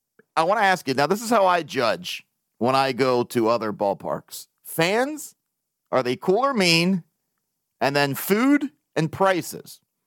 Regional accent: Baltimore, Maryland, United States; I'm from Baltimore.

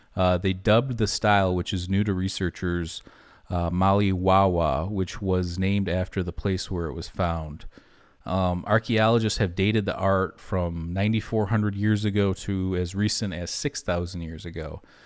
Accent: Michigan, United States; we grew up in Michigan

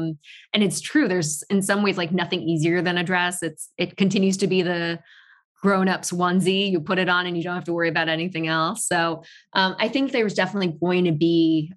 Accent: Tokyo, Japan; moved away; also born or lived in Paris, France / New York, United States; I was not born in Tokyo, but raised in Tokyo.

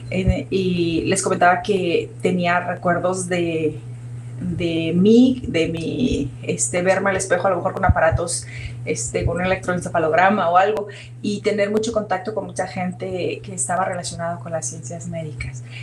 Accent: Mazatlán, Sinaloa, Mexico; also born or lived in Sonora / Chihuahua; yo crecí, nací en Sinaloa, en Mazatlán, y luego crecí entre Sonora y Sinaloa, entre yendo de Mazatlán a Ciudad Obregón

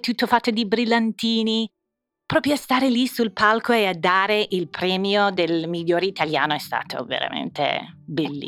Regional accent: Indiana, United States; Italian is a second language; moved away as an adult; also born or lived in Bologna, Italy; now in Milan, Italy; venendo da Indiana e degli Stati Uniti

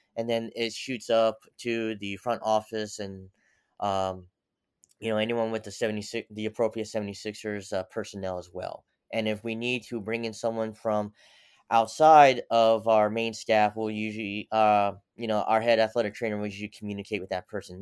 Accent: United States; also born or lived in Seoul, South Korea / Pennsylvania / Tennessee / Utica, New York; came to America when I was ten months old and grew up in the mixture of Pennsylvania and Tennessee

